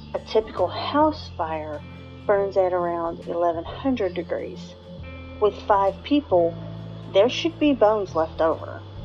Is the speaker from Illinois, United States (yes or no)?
no; West Virginia, United States; my home state of West Virginia.